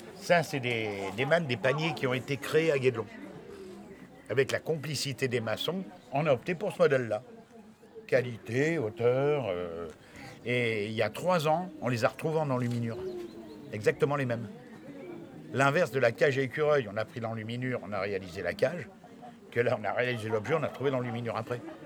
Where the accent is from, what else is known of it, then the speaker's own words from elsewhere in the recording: Allier, Auvergne-Rhône-Alpes, France; moved away; je viens de l'Allier